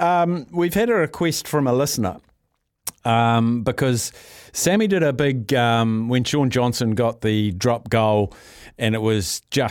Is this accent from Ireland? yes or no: no; New Zealand; as a New Zealander